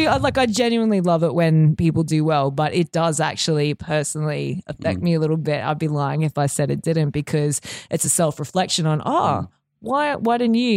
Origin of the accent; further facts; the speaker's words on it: Mount Isa, Queensland, Australia; Well, I grew up in Northwest Queensland in Mount Isa.